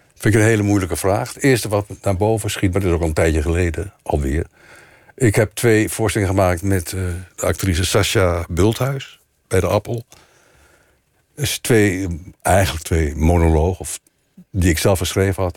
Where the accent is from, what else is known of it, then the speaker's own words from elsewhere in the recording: Delft, South Holland, Netherlands; moved away; also born or lived in Wassenaar / North Brabant / Amsterdam; ik ben geboren in Delft. En ik via Wassenaar en via Brabant kwam ik dan in Amsterdam